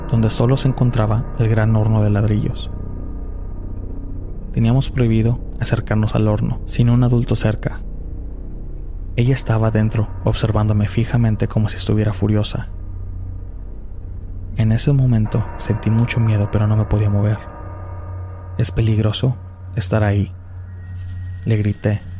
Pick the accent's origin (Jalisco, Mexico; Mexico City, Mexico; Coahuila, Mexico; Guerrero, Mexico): Jalisco, Mexico; Tlaquepaque; Soy de Tlaquepaque, Jalisco, México. Es considerado un pueblo cerca de la ciudad.